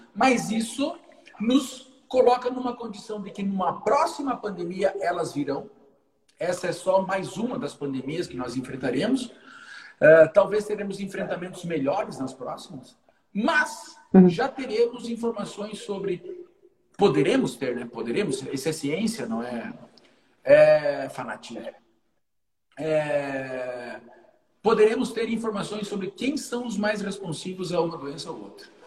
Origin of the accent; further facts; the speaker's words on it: Brazil; ninguém uhum. sabe que a gente é brasileiro